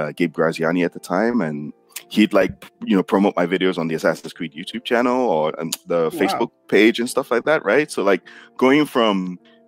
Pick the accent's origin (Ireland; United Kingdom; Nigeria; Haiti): Nigeria; I got my degree in economics because I'm Nigerian and that's what Nigerian parents kind of expect from you.